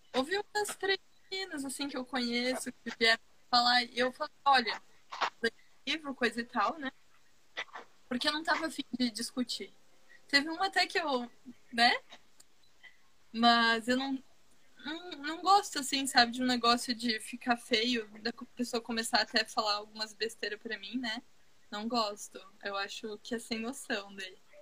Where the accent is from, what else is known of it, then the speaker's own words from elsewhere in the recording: Santa Catarina, Brazil; Eu sou catarinense.